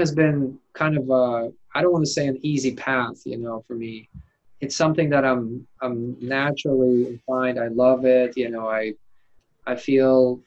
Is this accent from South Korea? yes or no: no; Siberia, Russia; English is a second language; now in United States; I grew up in Siberia, it's cold in the winter.